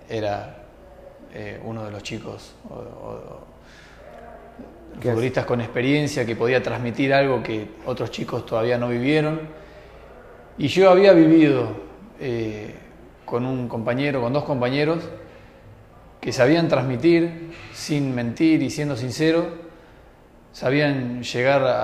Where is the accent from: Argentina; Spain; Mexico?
Argentina; Eh, somos argentinos, somos